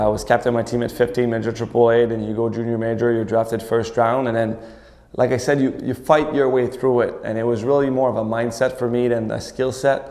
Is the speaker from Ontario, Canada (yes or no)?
no; Montreal, Quebec, Canada; I'm from Montreal